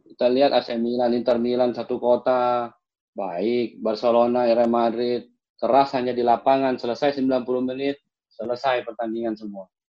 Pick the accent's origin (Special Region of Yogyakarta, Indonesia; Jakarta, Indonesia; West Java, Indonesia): Jakarta, Indonesia; also born or lived in Malang; Saya orang baru, di, saya asli Duri Raya. Saya sekarang tinggal di daerah Serengseng